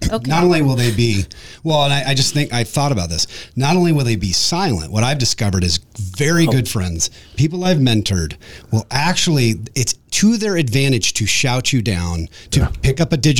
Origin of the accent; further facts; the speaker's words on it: Nashville, Tennessee, United States; I'm from Nashville.